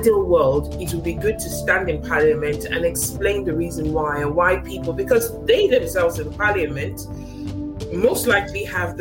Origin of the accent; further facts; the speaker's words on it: Nigeria; now in United Kingdom; I was born in Africa, in Nigeria, born and bred to a certain extent